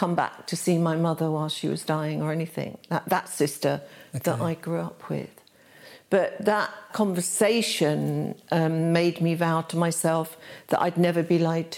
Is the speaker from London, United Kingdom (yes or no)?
yes; London, United Kingdom; also born or lived in Hackney; London. I was born in Kensington.